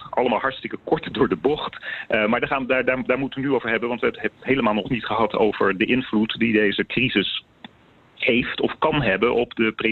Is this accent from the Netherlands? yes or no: no; United States; Dutch is a second language; We zijn allemaal als Amerikanen geïndoctrineerd in het feit dat de leider het weet.